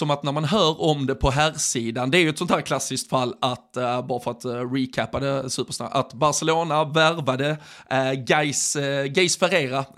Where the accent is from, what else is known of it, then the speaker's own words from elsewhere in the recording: Sweden; de gladaste bilderna man från, eller som svensk har sett de senaste dagarna